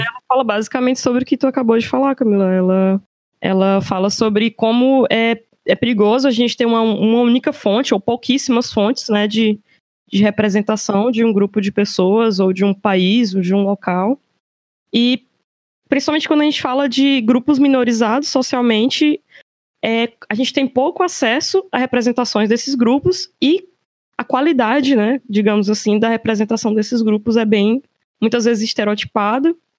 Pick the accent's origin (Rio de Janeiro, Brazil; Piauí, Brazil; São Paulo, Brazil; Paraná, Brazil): Piauí, Brazil; Teresina; moved away; eu sou de Teresina, mas não estou morando em Teresina, infelizmente